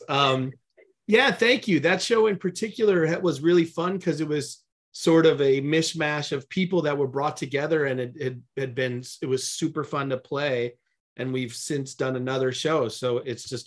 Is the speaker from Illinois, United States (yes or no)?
yes; Bloomingdale, Illinois, United States; moved away as an adult; now in Los Angeles, United States; In the western suburbs of Chicago, a town called Bloomingdale